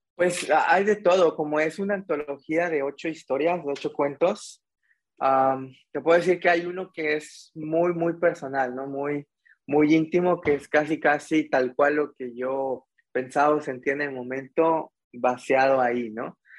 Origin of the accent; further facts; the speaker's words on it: Mexico; como buen estudiante mexicano